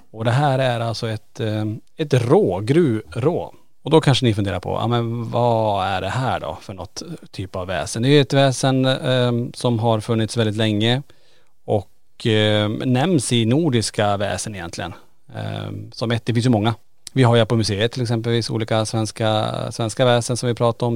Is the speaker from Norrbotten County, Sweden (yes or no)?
yes; Kiruna, Norrbotten County, Sweden; vi är ju födda och uppvuxna i Kiruna